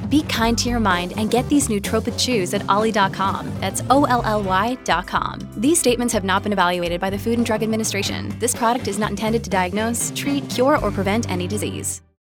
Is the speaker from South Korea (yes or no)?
no; Cork, Munster, Ireland; I'm from Cork